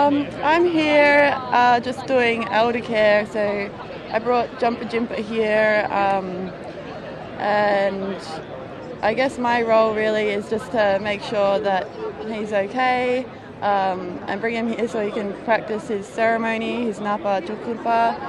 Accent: Melbourne, Victoria, Australia; No, I'm from Melbourne.

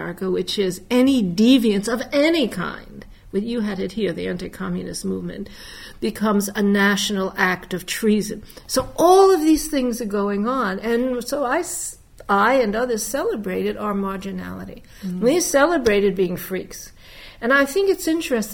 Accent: New York City, New York, United States; I was born in the Bronx in 1940, Jewish working-class mother

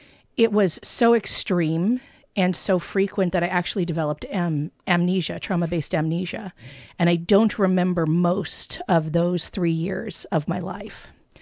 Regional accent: California, United States; So I was born in the Central Valley of California in the United States, which is the breadbasket. It is a farming community. My family, we're Jewish, but we had pigs. We're pig farmers

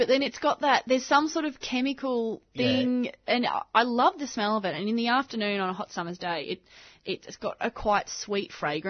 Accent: Australia; I'm an Australian plant nut.

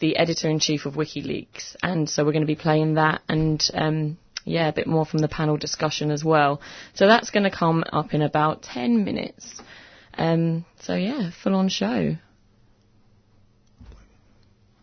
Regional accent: England, United Kingdom; I'm just being very English

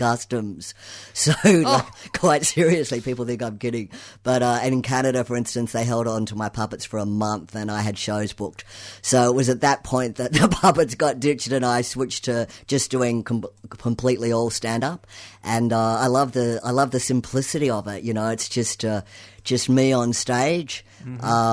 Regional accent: Australia; moved away as an adult; also born or lived in United States / San Francisco; I lived in the US for a long time, and I am Australian, but I lived over there

